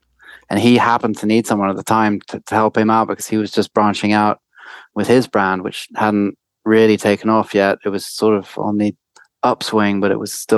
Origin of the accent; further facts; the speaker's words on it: France; moved away as an adult; also born or lived in England / Paris; now in United States; I grew up in France. I was born in France and lived all my life in France. But my father, being English, was quite keen to send me to school in England. So I got packed off to school at an early age in boarding school. And so I would go to school to England and then come back home to France